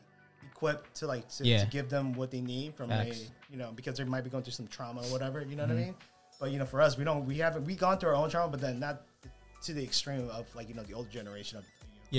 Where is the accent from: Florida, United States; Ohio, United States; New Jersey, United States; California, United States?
California, United States; Long Beach; born and raised in Cambodia Town, Long Beach, Eastside, you know, specifically on Alameda since 17.